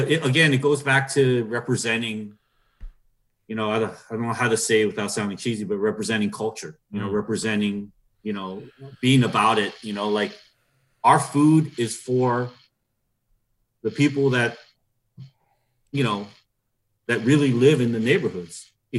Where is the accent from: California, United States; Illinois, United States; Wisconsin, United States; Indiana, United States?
Wisconsin, United States; Milwaukee; Yeah, I'm from Milwaukee, trying to do all these things.